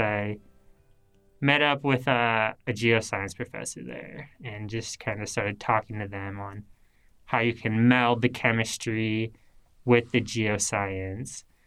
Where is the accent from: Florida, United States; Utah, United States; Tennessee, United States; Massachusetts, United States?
Utah, United States; Salt Lake City; moved away; I'm originally from the Salt Lake City area in Utah